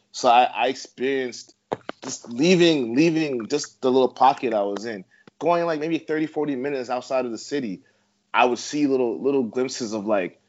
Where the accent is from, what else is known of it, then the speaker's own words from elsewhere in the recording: Brampton, Ontario, Canada; also born or lived in Toronto; growing up in Brampton and Toronto, I thought like everywhere else was as multicultural as this pocket.